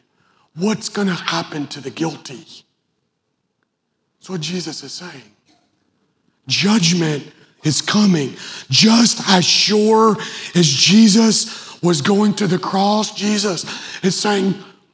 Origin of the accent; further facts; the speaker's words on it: Western Kentucky, United States; I grew up in Western Kentucky.